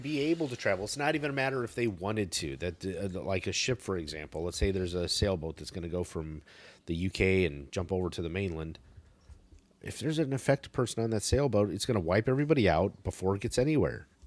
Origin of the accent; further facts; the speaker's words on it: United States; as an American